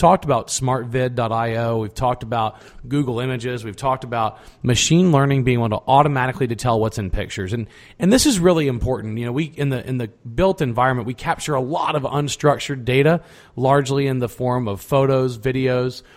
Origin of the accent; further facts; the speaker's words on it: Texas, United States; as a Texan